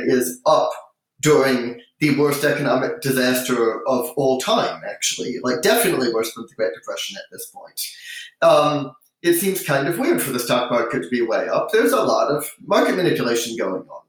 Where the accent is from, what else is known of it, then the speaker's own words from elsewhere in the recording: United States; as an American